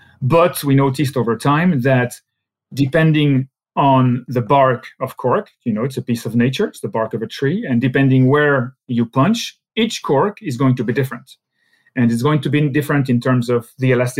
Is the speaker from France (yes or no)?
yes; Alsace, Grand Est, France; English is a second language; Since I'm from Alsace, you know, German is a second language for me